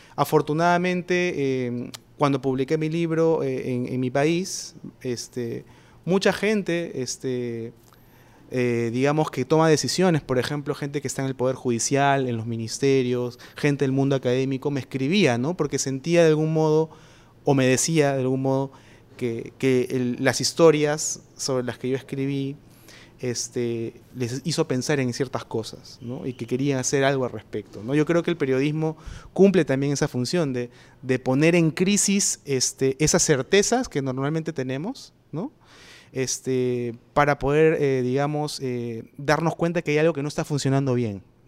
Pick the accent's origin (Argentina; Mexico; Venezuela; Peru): Peru; en el Perú eh, vivimos